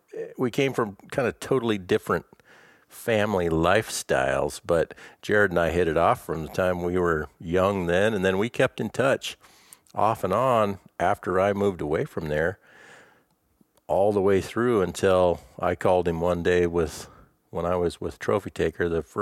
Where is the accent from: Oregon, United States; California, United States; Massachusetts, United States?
Oregon, United States; Ontario; born there; also born or lived in Alaska; I was born in Ontario, Oregon, but my dad was a pastor all the time, so I was a preacher's kid. So we moved quite a bit. So basically, even though I was born in Oregon, the first 4 years of my life, we lived in Alaska.